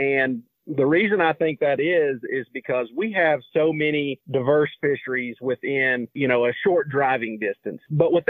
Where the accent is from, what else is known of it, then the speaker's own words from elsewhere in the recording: Fairview, North Carolina, United States; I was raised in Fairview, North Carolina, which is just outside of Asheville, there on the western side of North Carolina, there in the mountains